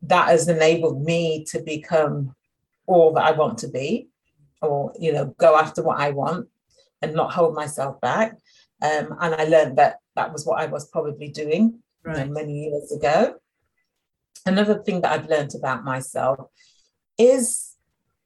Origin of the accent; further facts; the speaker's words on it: Sheffield, Yorkshire and the Humber, United Kingdom; I grew up in Sheffield, only Black girl in my class